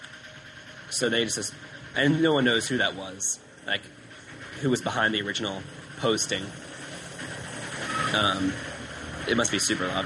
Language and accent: English; United States; the U.S.